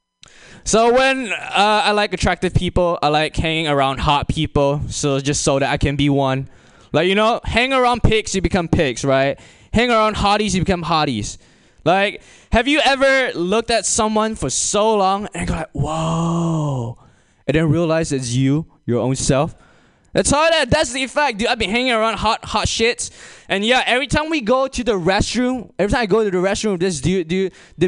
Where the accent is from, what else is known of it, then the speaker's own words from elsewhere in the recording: Malaysia; now in United States; I'm imported from a third world country and I'm from Malaysia.